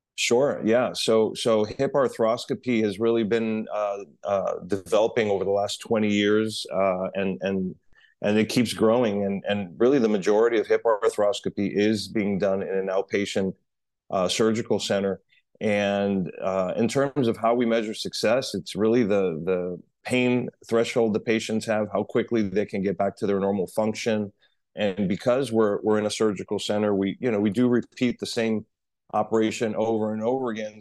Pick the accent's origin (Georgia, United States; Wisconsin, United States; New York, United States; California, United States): New York, United States; New York City; moved away as an adult; now in Miami, United States; I'm a New Yorker, born and raised in New York City, uh, moved to Miami about twenty years ago